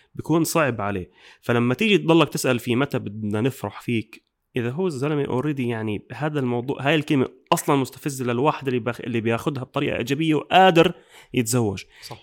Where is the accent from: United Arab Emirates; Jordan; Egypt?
Jordan; احنا عندنا بالاردن